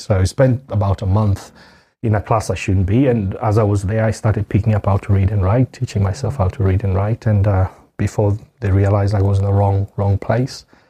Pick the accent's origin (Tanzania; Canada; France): Tanzania; moved away; also born or lived in South Africa; I was born in Tanzania.